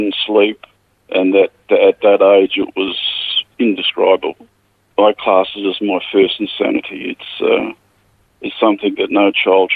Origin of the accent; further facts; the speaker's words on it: the Murchison, Western Australia, Australia; now in Narrogin, Australia; I was born in a little mining town, a gold mining town in the Murchison. It's basically on the edge of the desert